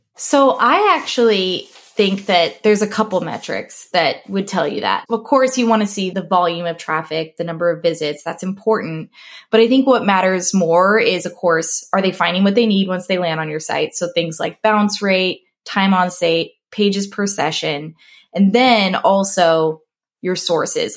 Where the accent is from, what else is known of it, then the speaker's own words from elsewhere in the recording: Nebraska, United States; moved away as an adult; also born or lived in Sioux Falls, South Dakota / Denver; I grew up here in Nebraska